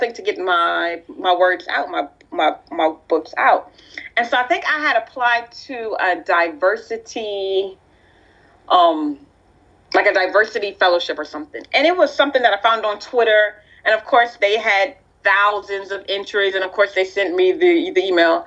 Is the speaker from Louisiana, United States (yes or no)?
yes; Lafayette, Louisiana, United States; also born or lived in Youngsville, Louisiana; I was born in Lafayette, Louisiana, and I was baptized in, it's still my home church, St. Anne's Catholic Church in a small town called Youngsville, Louisiana.